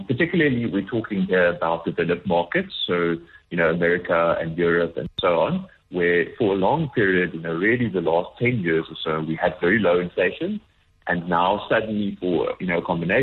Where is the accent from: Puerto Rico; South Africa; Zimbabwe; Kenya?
South Africa; as a South African